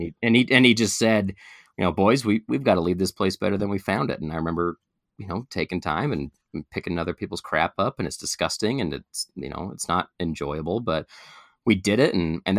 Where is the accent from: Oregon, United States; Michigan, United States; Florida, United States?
Oregon, United States; Portland; I grew up in Portland, Oregon.